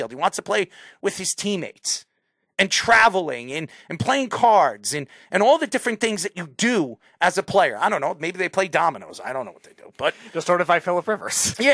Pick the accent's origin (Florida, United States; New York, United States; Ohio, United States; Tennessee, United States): New York, United States; I'm a New Yorker.